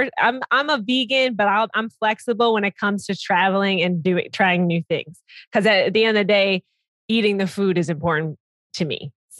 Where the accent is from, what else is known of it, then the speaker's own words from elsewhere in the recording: Minnesota, United States; now in Chicago, United States; I'm actually from Minnesota. I'm from Minnesota. So even further north.